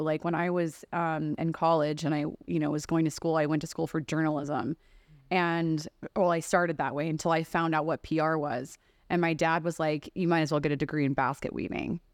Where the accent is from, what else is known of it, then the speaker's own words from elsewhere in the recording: Texas, United States; I grew up in Texas where we're going to, like, you know, deer camps